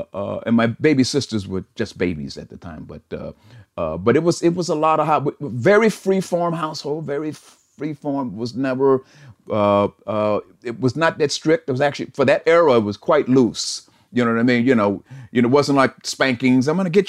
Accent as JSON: {"language": "English", "town": "Chicago", "region": "Illinois", "country": "United States", "lives_now": "California, United States", "said": "I say California now, you know, because I became an adult here. You know, we came from Chicago, which brought a certain sensibility, you know, to it, you know."}